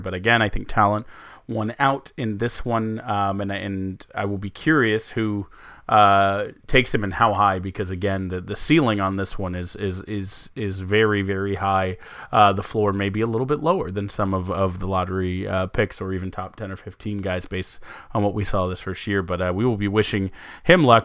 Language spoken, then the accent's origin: English; United States; I'm American